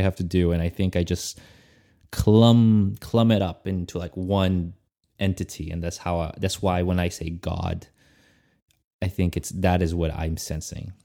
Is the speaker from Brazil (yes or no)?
yes; Brazil; I was raised in Brazil